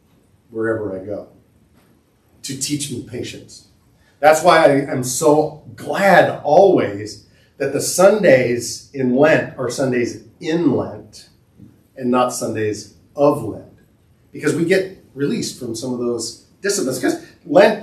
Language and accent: English; Southern California, United States; growing up in Southern California in the 70s